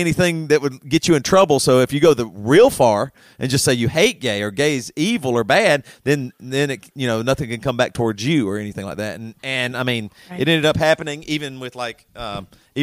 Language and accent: English; Greenville, South Carolina, United States; I was growing up in Greenville, Greer, South Carolina, at a very conservative church